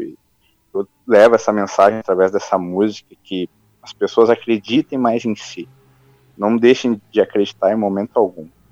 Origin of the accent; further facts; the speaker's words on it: Pelotas, Rio Grande do Sul, Brazil; accent: gaúcho; now in Bento Gonçalves, Brazil; nasci em Pelotas, no Rio Grande do Sul, mas tô morando hoje em Bento Gonçalves.